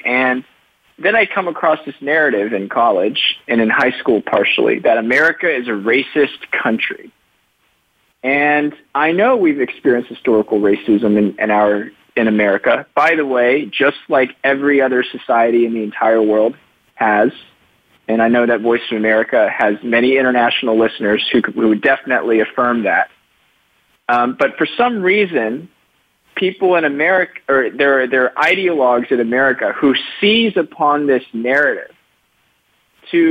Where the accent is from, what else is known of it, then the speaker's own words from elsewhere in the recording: Richmond, Virginia, United States; moved away; also born or lived in Rockville, Maryland / New Jersey; And I was raised in Richmond, Virginia